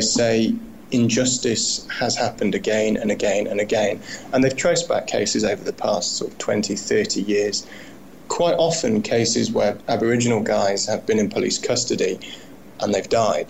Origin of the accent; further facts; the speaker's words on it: United Kingdom; now in Australia; I'm speaking about this as a British person